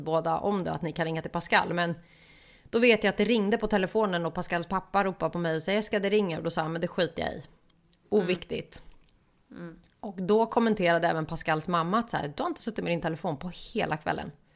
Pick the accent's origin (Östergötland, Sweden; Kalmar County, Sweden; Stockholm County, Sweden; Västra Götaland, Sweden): Stockholm County, Sweden; Stockholm; moved away as an adult; now in Gothenburg, Sweden; nu när jag bor i Göteborg för att jag är stockholmare